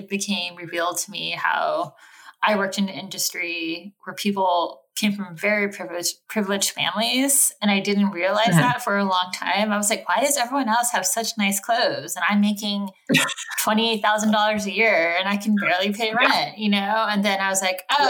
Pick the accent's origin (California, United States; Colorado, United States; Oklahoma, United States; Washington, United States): California, United States; Sacramento; moved away as an adult; also born or lived in New York City; we grew up in Sacramento